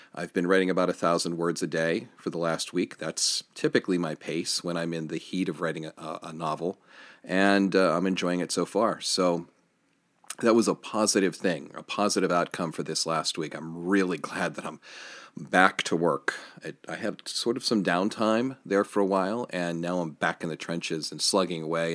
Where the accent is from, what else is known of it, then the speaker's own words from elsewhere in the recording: Johnstown, Pennsylvania, United States; downtown Johnstown. That's my hometown. That's where I live currently.